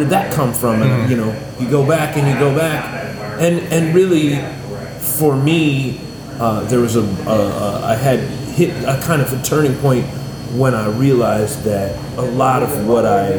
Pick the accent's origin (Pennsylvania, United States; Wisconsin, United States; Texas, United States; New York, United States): Texas, United States; North; I grew up in North Texas